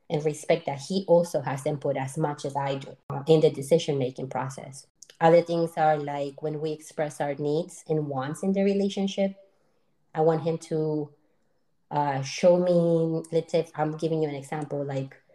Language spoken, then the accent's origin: English; Colombia; moved away; We're both from Colombia, but we actually met here